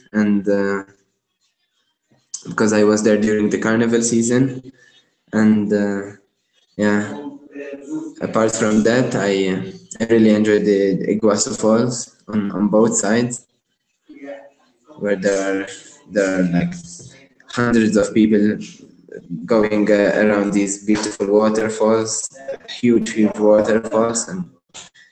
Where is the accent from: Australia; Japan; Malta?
Malta; moved away as an adult; am from Malta originally. It's a small island close to Italy